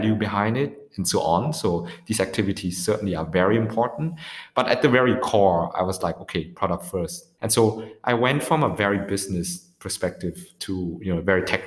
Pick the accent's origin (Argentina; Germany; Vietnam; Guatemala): Vietnam; moved away; now opening up an office also in Ho Chi Minh City in my home country.